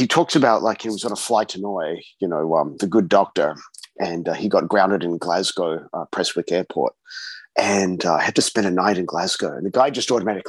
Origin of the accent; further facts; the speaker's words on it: Australia; also born or lived in Scotland; I'm definitely Australian Scottish, not Scottish.